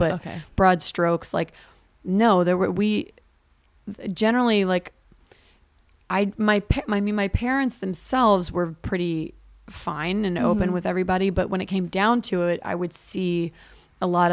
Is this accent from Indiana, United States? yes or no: no; Virginia, United States; now in Los Angeles, United States; I grew up in Virginia, and there's a lot of racism